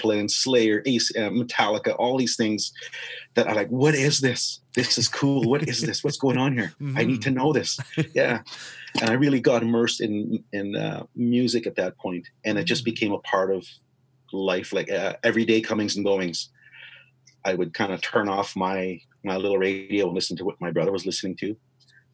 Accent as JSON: {"language": "English", "area": "White Bear First Nation", "region": "Saskatchewan", "country": "Canada", "tie": "born or raised there", "also_born_or_lived": "Indian Head, Saskatchewan", "moved": "as an adult", "said": "I grew up in White Bear, most of my life after that."}